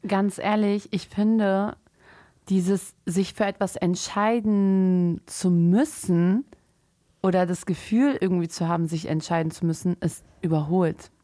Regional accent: Germany; im Endeffekt sind wir als Muslime in Deutschland aufgewachsen

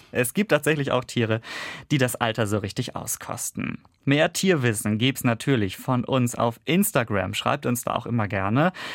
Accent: Kiel, Schleswig-Holstein, Germany; moved away; meiner Heimatstadt Kiel

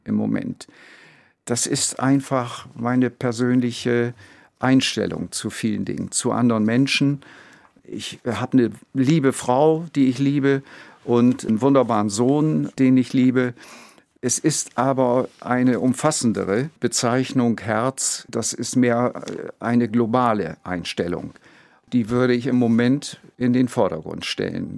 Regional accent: Bremen, Germany; Ich bin zwar gebürtiger Bremer

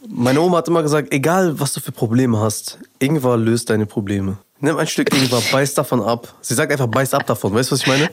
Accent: Afghanistan; Ich als Afghane

